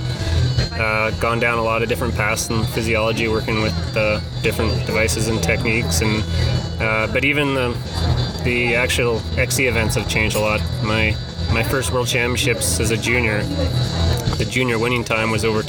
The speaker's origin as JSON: {"language": "English", "area": "Vancouver Island", "region": "British Columbia", "country": "Canada", "tie": "born or raised there", "said": "I grew up on Vancouver Island in the mid-90s"}